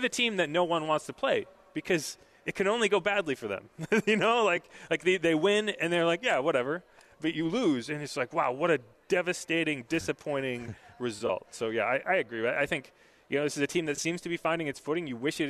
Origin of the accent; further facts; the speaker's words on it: New England, United States; trust me, I grew up in New England. I was a Giants fan.